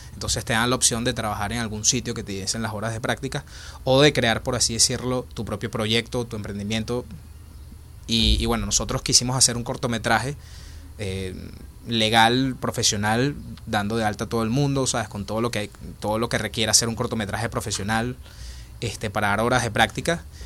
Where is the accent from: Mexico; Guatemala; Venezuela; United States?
Venezuela; Caracas, Capital District; moved away as an adult; now in Spain; yo nací y crecí en Caracas, Venezuela, y por la situación de, Venezuela me tuve que venir en el 2016 este, para España